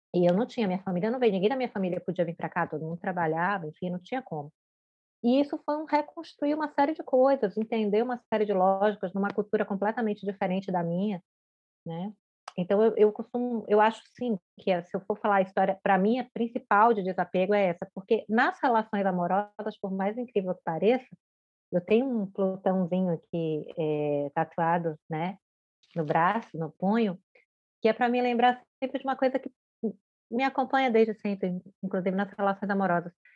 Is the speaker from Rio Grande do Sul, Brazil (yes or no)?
no; Bahia, Brazil; moved away as an adult; now in Florianópolis, Brazil; embora eu não seja baiana de nascimento, eu sou baiana porque eu cresci na Bahia, né, desde os dois anos de idade